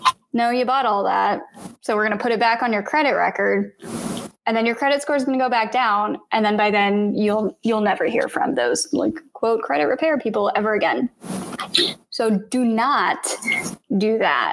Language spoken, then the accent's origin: English; Blue Springs, Missouri, United States; I grew up in Blue Springs, Missouri, and it was 93% white when I was growing up